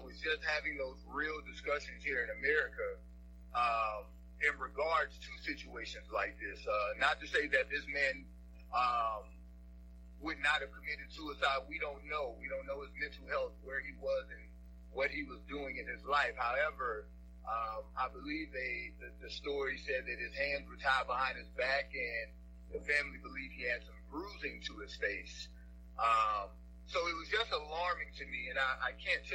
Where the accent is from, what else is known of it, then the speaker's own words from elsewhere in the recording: Shreveport, Louisiana, United States; moved away as an adult; also born or lived in Orlando, Florida / New York City; now in Florida, United States; growing up in Shreveport, Louisiana